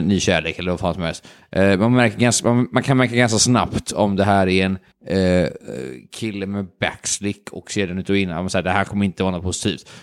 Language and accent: Swedish; Sweden; vi svenskar